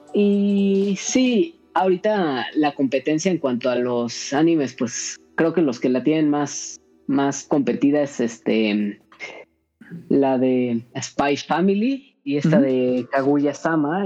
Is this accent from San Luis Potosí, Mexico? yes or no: no; Cuernavaca, Morelos, Mexico; soy de Cuernavaca